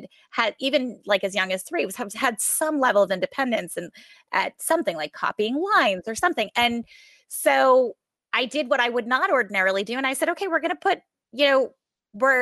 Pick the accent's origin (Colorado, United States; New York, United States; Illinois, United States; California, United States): New York, United States; I'm from New York